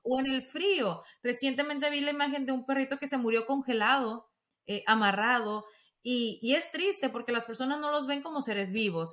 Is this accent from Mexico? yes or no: yes; Mexico; Yo como mexicana